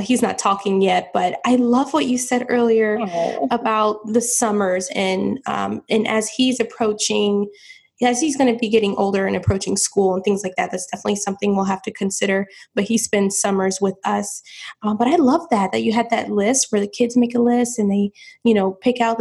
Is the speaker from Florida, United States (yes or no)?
yes; St. Petersburg, Florida, United States; moved away as an adult; now in South Florida, United States; I'm from St. Petersburg, Florida, which is about 4 hours away